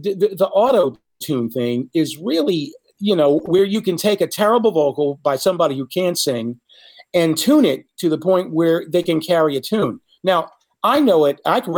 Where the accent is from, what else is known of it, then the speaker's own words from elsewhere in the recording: Devon, Pennsylvania, United States; moved away; also born or lived in Alaska; I was just a kid growing up in Alaska and in Pennsylvania.